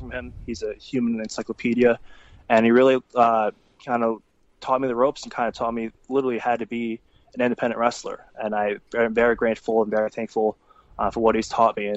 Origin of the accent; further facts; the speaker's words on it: New York, United States; I was born in New York.